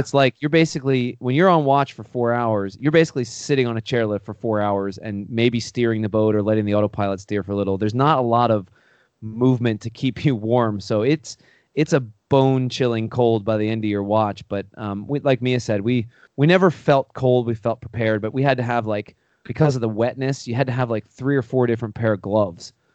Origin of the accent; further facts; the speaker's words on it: Pennsylvania, United States; I grew up in Pennsylvania, um, on a horse farm